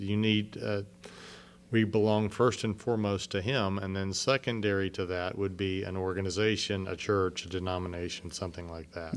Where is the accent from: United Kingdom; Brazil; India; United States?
United States; San Antonio, Texas; moved away as an adult; also born or lived in Central China; I came from San Antonio